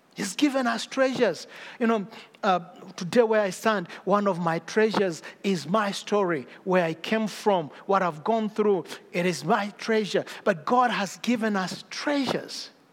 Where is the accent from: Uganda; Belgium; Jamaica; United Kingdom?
Uganda; I come from Uganda, I come from Africa